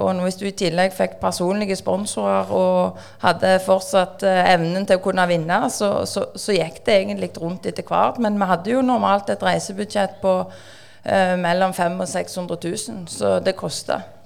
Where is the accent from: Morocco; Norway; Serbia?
Norway; Bjørheimsbygd, Rogaland; also born or lived in Stavanger; now in Sandnes, Norway; jeg er oppvokst i Bjørnsbygd, Strand kommune, Ryfylke, og så bor vi på Sandnes.